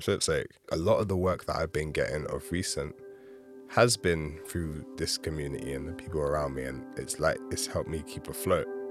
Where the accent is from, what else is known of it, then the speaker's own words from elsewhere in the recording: London, United Kingdom; especially as a Londoner. I've you know, born and raised here